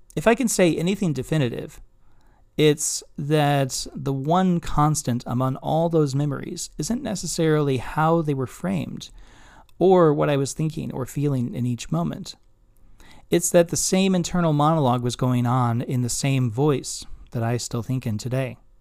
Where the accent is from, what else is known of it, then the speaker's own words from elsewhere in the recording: Kansas City, Missouri, United States; moved away as an adult; also born or lived in Chicago; now in Binghamton, United States; my six-year-old self, whose life changed dramatically when he moved with his parents from Chicago to Kansas City